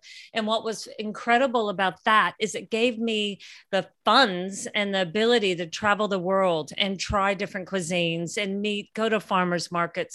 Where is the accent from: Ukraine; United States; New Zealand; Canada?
United States; Oregon; moved away as an adult; also born or lived in San Francisco, California; now in Australia; growing up in Oregon, you know, it's farm country